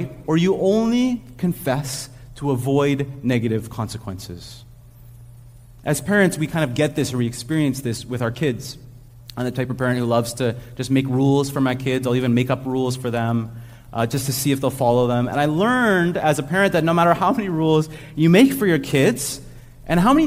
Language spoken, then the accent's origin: English; Montreal, Quebec, Canada; also born or lived in Ontario; now in Montreal, Canada; when we grew up in Montreal, but when we were living in Ontario